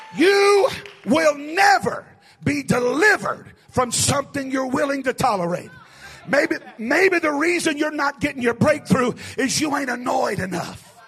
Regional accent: the South, United States; also born or lived in East Tennessee; I'm from the South. I'm talking about way South

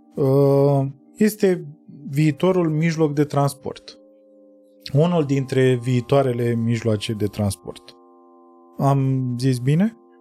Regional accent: Romania; noi ca români și noi ca tătari

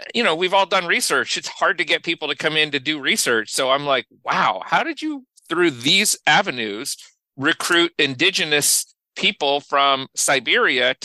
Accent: Indiana, United States; I grew up in Indiana

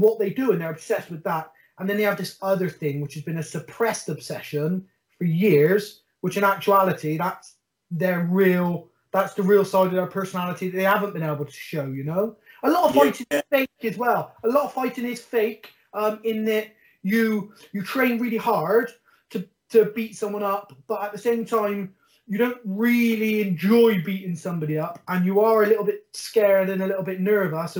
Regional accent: Bristol, South West England, United Kingdom; I'm council estate from Stockwood, born and bred, never had anything

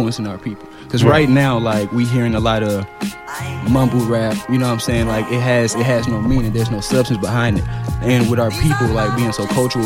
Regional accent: Atlanta, Georgia, United States; I'm born and raised in Atlanta

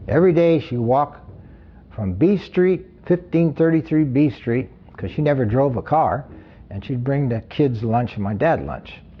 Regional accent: Hayward, California, United States; Hayward, California. And uh, this is my hometown

